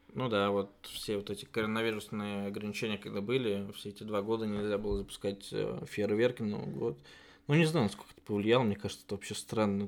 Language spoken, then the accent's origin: Russian; Oryol, Oryol Oblast, Russia; moved away as an adult; also born or lived in Georgia; now in Germany; вернуться в родной город и работать именно оттуда